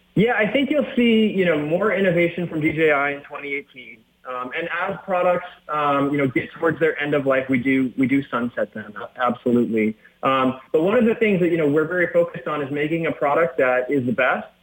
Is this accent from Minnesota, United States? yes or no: yes; Minnesota, United States; I grew up in Minnesota